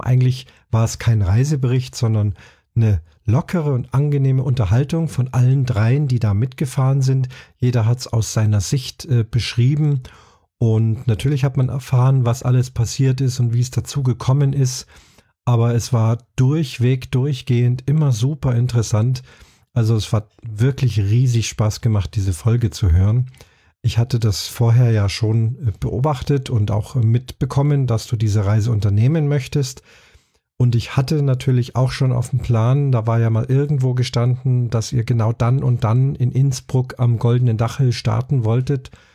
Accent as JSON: {"language": "German", "town": "Munich", "region": "Bavaria", "country": "Germany", "tie": "born or raised there", "said": "München, meiner Heimatstadt"}